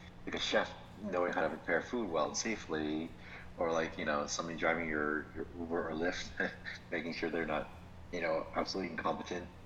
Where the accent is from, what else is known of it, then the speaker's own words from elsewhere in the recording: Florida, United States; we're from Florida